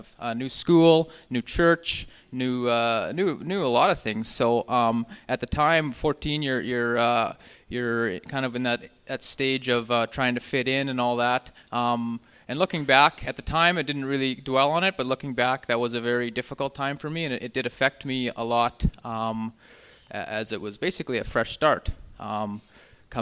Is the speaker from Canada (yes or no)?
yes; Swan River, Manitoba, Canada; now in Winnipeg, Canada; We're both born and raised in Swan River, Manitoba